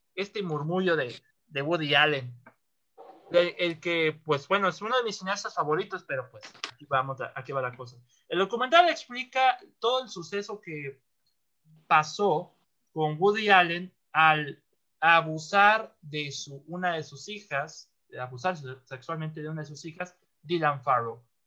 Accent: northern Mexico, Mexico; yo soy el norteño

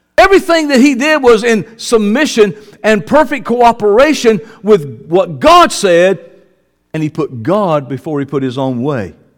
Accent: the South, United States; I'm from the South

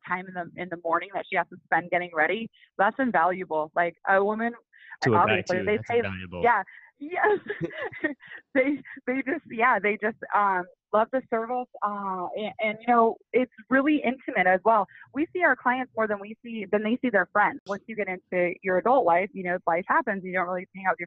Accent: Midwest, United States; also born or lived in Toronto; now in Las Vegas, United States; I'm from the Midwest

